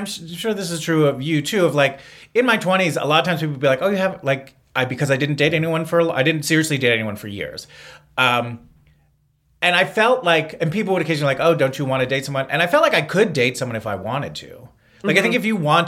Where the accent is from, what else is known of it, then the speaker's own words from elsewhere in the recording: East Coast, United States; moved away; I'm from the East Coast